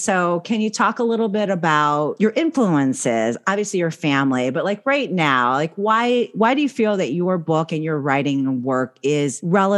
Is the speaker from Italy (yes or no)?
no; Philippines; born there; like my family in California, when I would go back to the Philippines, they're like, you're going back home. So I was born in the Philippines.